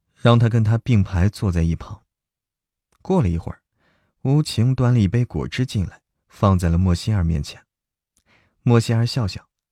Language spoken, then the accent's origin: Chinese; China; 我来自中国啊。来自中国